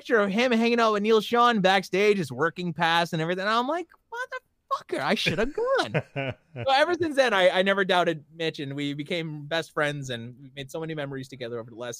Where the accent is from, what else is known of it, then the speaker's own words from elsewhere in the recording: Kahnawake, Quebec, Canada; Technically, I'm not Canadian, though. Technically, I'm indigenous. I'm North American Indian. I'm a Mohawk from Gunawaga with dual citizenship. So there's no border for me.